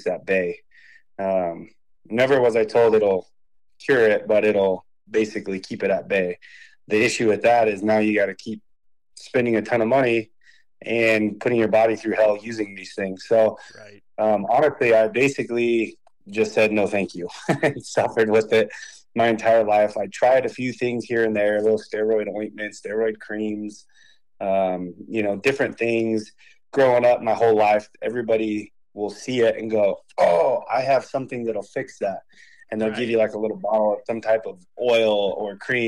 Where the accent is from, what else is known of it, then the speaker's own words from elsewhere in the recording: Hanford, California, United States; also born or lived in San Luis Obispo, California; I was born and raised in Hanford, California.